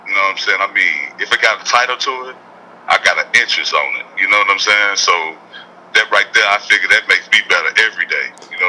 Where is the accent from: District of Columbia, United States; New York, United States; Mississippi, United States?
Mississippi, United States; You know, I'm from Mississippi, so you know I love Southern soul food.